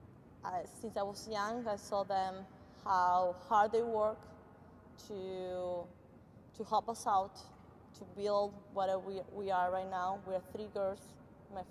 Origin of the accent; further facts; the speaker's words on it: northern Argentina, Argentina; moved away as an adult; also born or lived in Kansas / West Florida; now in United States; I'm originally from Argentina. I grew up in a small city up north in Argentina